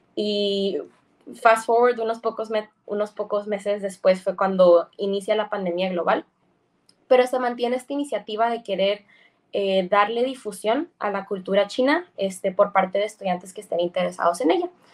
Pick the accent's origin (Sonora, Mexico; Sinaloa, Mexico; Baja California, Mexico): Baja California, Mexico